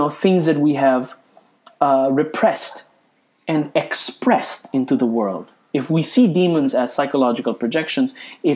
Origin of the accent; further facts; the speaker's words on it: Philippines; I'm a Filipino Catholic